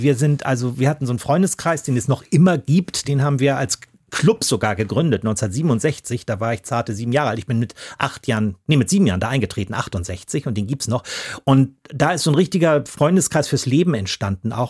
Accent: Hamburg, Germany; wo ich groß geworden bin im Norden Hamburgs

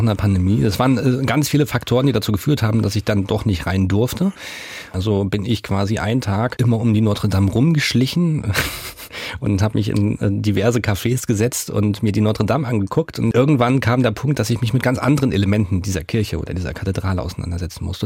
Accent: Rostock, Mecklenburg-Vorpommern, Germany; born or raised there

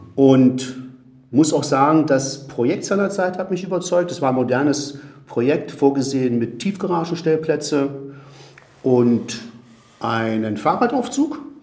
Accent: Spain; also born or lived in South America; now in Berlin, Germany; ursprünglich geboren bin ich in Südamerika, dann bin ich teilweise in Spanien aufgewachsen

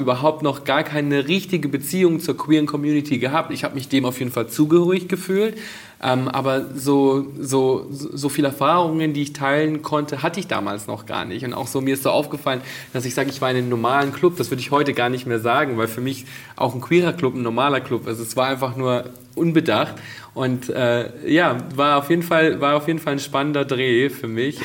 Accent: Bad Reichenhall, Bavaria, Germany; now in Berlin, Germany; meine Jugend in Bad Reichenhall zu Hause

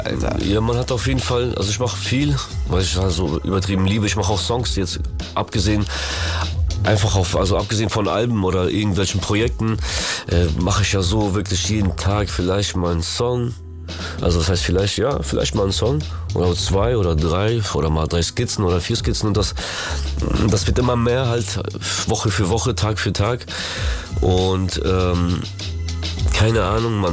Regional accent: Germany; German is a second language; wo ich aufgewachsen bin, vom Asylheim, sind wir geflüchtet nach äh, Deutschland damals und Digga, aufgewachsen mit dieser ganzen Musik, Berliner Mucke, Frankfurter Mucke und wo ich Deutsch gelernt habe

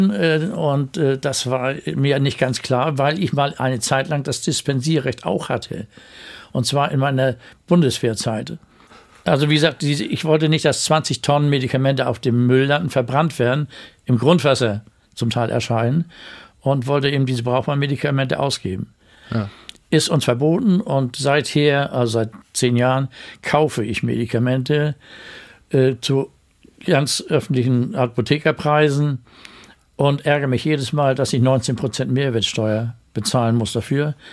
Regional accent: Bad Segeberg, Schleswig-Holstein, Germany; also born or lived in Kiel; Aufgewachsen bin ich in Bad Segeberg, später in Kiel. Dort habe ich auch Medizin studiert und die Liebe meines Lebens kennengelernt.

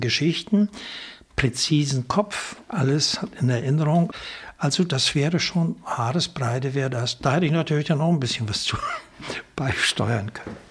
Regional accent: Krakow am See, Mecklenburg-Vorpommern, Germany; Krakow am See, meiner Heimatstadt

